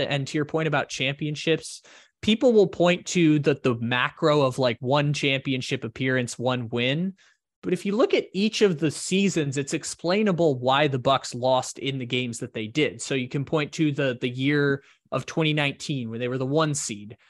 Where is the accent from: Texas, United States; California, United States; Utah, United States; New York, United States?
California, United States; San Diego; I grew up in San Diego